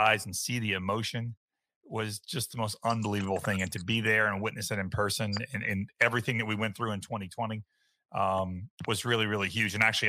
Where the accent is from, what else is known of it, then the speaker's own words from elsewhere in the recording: North Carolina, United States; I was born in North Carolina as well. So I grew up a Tar Heels fan.